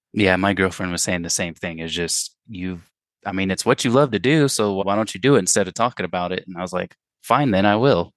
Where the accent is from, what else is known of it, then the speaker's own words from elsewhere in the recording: United States; I'm white American